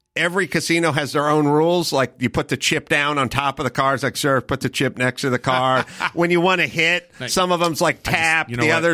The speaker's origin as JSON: {"language": "English", "town": "Los Angeles", "region": "California", "country": "United States", "tie": "born or raised there", "said": "I grew up in this town"}